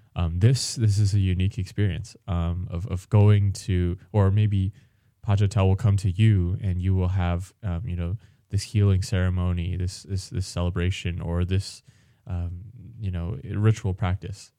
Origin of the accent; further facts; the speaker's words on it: United States; I, I also myself, uh, American born Chinese